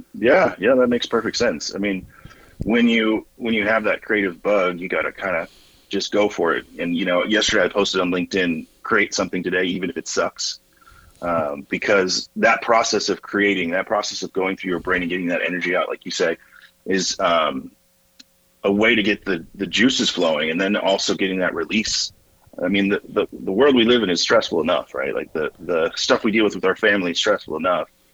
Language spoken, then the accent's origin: English; Northern Virginia, United States; moved away as an adult; also born or lived in Lincoln, Nebraska / Evansville, Indiana; I'm from the Virginia side, but never claimed Virginia